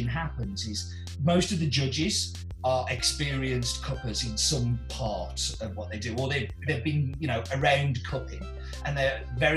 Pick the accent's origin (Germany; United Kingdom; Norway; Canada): United Kingdom; England; now in Stafford, United Kingdom; I'm English.